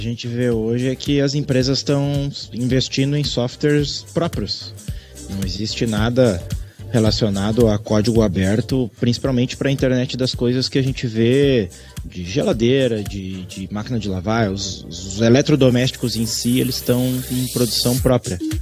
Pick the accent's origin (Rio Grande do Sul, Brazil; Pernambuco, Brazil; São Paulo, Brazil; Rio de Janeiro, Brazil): Rio Grande do Sul, Brazil; Gaúchos; nós, como somos gaúchos